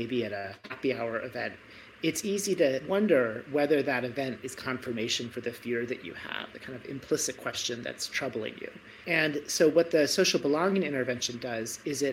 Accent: Michigan, United States; now in Stanford, United States; I was brought up in Michigan

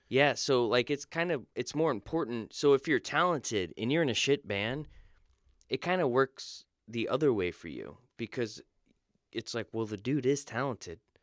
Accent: Florida, United States; I was born in Florida

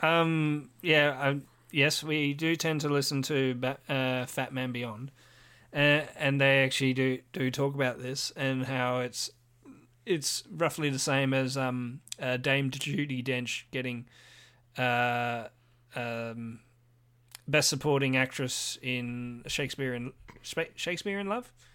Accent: Australia; I'm Australian

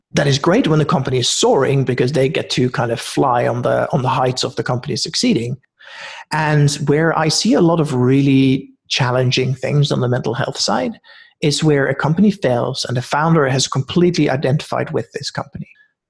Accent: Norway; also born or lived in Netherlands / United Kingdom; now in Oakland, United States; I was born in Holland, grew up in Norway, spent a bunch of years in the UK.

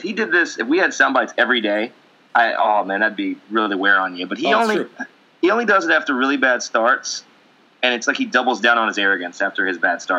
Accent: Canada; I'm Canadian

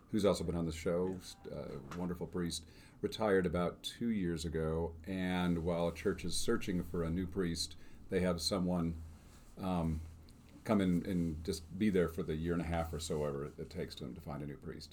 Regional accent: Northbrook, Illinois, United States; I grew up on Scott Road in Northbrook, Illinois.

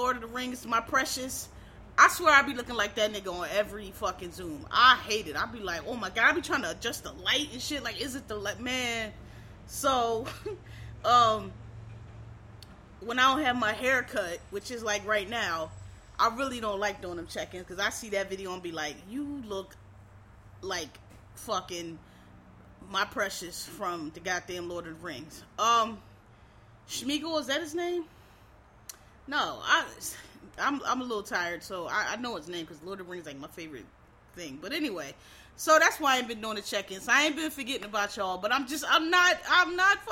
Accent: Philadelphia, Pennsylvania, United States; I am from Philadelphia.

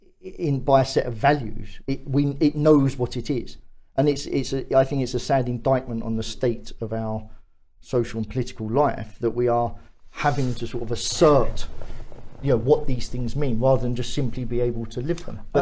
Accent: England, United Kingdom

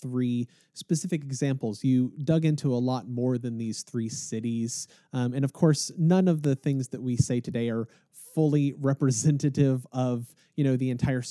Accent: Sugar Land, Texas, United States; I grew up in Sugar Land

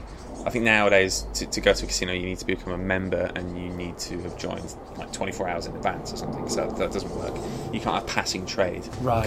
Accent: Blackpool, North West England, United Kingdom; born or raised there; moved away as an adult; also born or lived in Long Island, New York, United States; now in London, United Kingdom

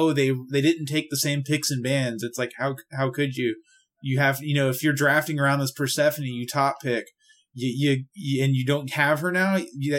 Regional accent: Florida, United States; I'm from Florida. Ice is not a thing that grows around here.

